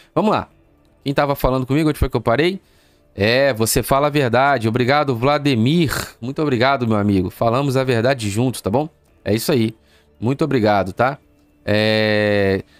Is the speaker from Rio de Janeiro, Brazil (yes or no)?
yes; Rio de Janeiro, Brazil; moved away; also born or lived in Nova Iguaçu, Brazil / Natal, Brazil; eu sou do Irajá, no Rio de Janeiro